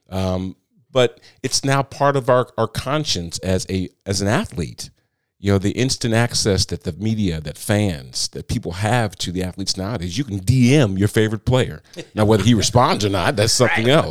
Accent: Moline, Illinois, United States; now in Nashville area, United States; grew up on the Iowa Illinois border, right on the Mississippi River.

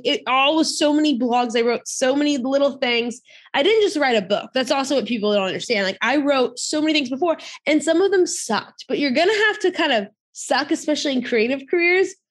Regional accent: near New Orleans, Louisiana, United States; I grew up near New Orleans, Louisiana

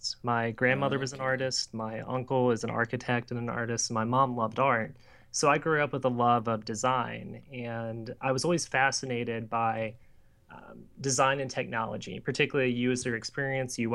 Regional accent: Louisiana, United States; I grew up in St. Louis and then moved to Louisiana for middle school and high school.

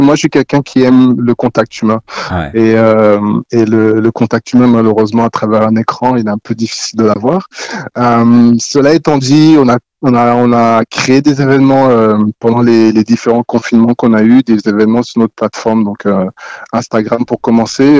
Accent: Haute-Savoie, Auvergne-Rhône-Alpes, France; moved away as an adult; also born or lived in Guinea / Montreal, Canada; now in Toronto, Canada; j'ai grandi, j'ai grandi en France, euh, en Haute-Savoie, et, euh, d'origine guinéenne, donc, euh, Guinée-Conakry.

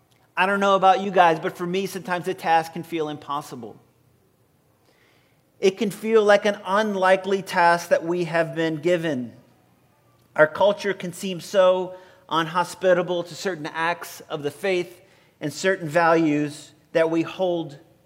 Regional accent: Violet, Louisiana, United States; born or raised there; moved away

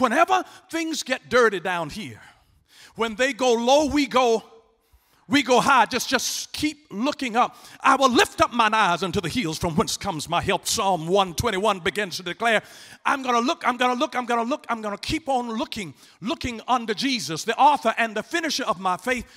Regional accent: Atlanta, Georgia, United States; I'm from Atlanta, Georgia. I was born and raised there

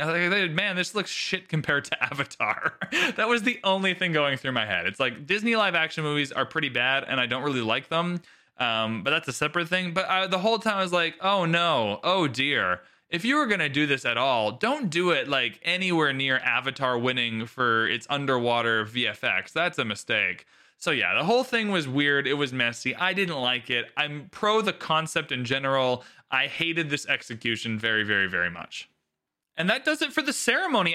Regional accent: Canada; So I'm Canadian

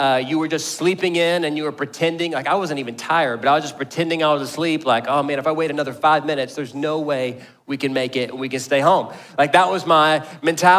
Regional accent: Garland, Texas, United States; I grew up in the South Garland, North Mesquite area of the Metroplex.

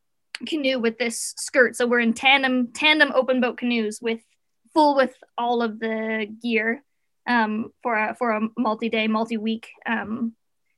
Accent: close to Ottawa, Ontario, Canada; moved away as an adult; now in Squamish, Canada; I grew up in Ontario, like close to Ottawa

